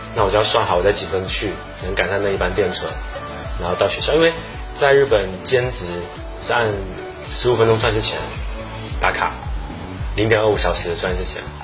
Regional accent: Fujian, China; 我们福建的物产啊，或者是我们福建传统的菜

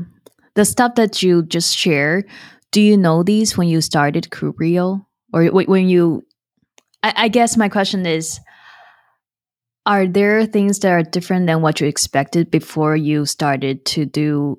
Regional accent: Taiwan; moved away as an adult; now in United States; me growing up in Taiwan

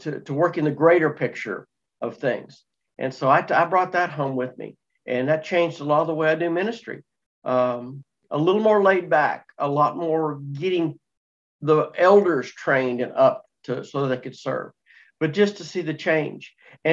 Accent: Texas, United States; moved away; I'm originally from Texas, so I told them that's where I came from.

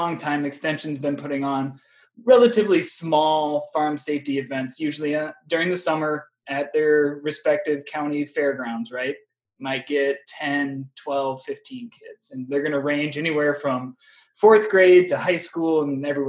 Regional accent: Northeast Iowa, United States; moved away as an adult; also born or lived in Wisconsin; now in Minnesota, United States; I'm originally from Northeast Iowa

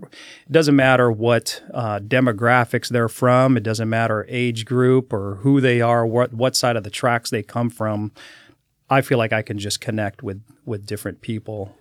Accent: Daly City, California, United States; moved away as an adult; also born or lived in San Francisco; for my first five years of my life, and then we moved to South San Francisco, a town of uh, called Daly City.

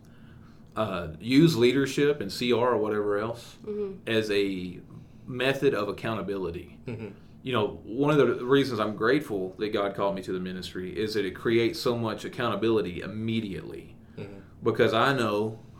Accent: East Texas, United States; also born or lived in Eastern New Mexico; now in New Mexico, United States; growing up in the Bible Belt, and even here in Eastern New Mexico, it may be shifting some, but in the Bible Belt for sure, in East Texas

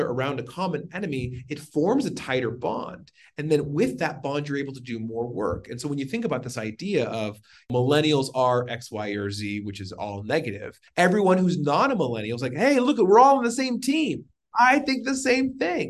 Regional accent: Washington, United States; now in Arizona, United States; born and raised in Washington and live in Arizona

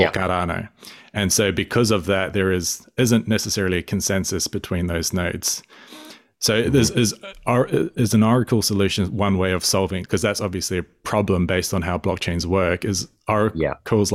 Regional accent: New Zealand; I'm a Kiwi myself. I'm a Māori, so Indigenous New Zealander

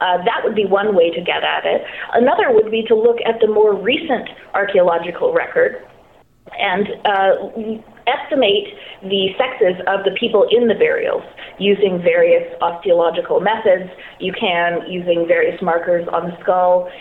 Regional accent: Canada; I'm Canadian.

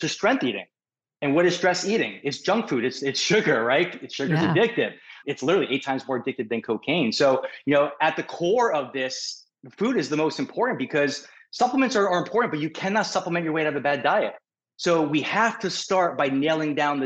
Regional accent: New York City, New York, United States; moved away as an adult; now in Newport Beach, United States; I'm a New Yorker

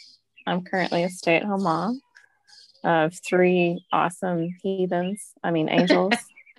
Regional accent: Murfreesboro, Tennessee, United States; moved away as an adult; now in Louisville, United States; I'm originally from Murfreesboro, Tennessee. I graduated from MTSU, go Blue Raiders. And I met my husband on eHarmony and moved to Louisville.

